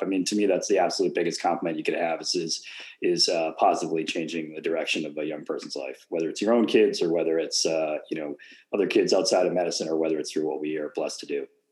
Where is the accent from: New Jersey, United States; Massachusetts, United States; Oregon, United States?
Massachusetts, United States; Boston; I'd go to Fenway because I grew up in Boston